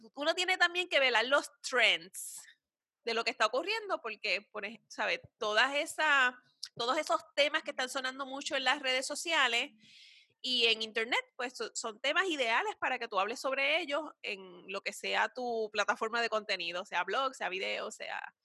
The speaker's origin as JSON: {"language": "Spanish", "country": "Puerto Rico", "said": "nosotras, como puertorriqueñas"}